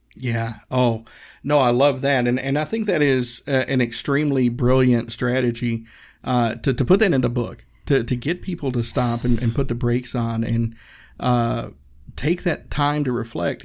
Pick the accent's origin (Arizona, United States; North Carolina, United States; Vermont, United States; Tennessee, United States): Tennessee, United States; Northeast; I grew up in Tennessee. I grew up in Northeast Tennessee